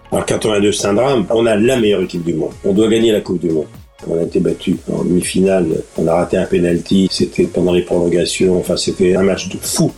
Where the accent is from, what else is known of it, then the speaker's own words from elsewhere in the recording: Normandy, France; quand j'étais gamin en Normandie